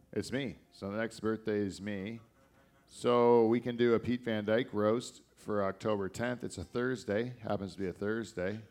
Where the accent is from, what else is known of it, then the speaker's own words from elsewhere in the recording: Canada; I only live here because I was born here